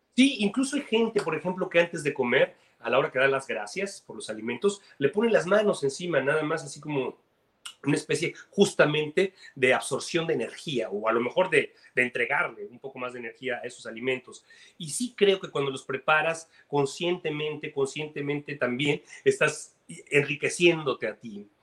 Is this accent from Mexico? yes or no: yes; Mexico; now in Miami, United States; soy mexicano